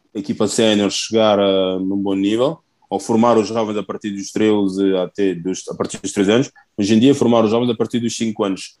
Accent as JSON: {"language": "Portuguese", "country": "Portugal", "tie": "born or raised there", "also_born_or_lived": "Guinea-Bissau", "moved": "as an adult", "lives_now": "Nice, France", "said": "cresci em Portugal, tenho a cultura portuguesa"}